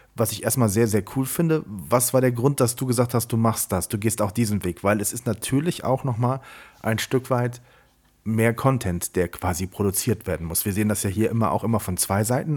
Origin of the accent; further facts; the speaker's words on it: Siegburg, North Rhine-Westphalia, Germany; ich komme aus dem Rheinland, ich äh, komme aus einem Ort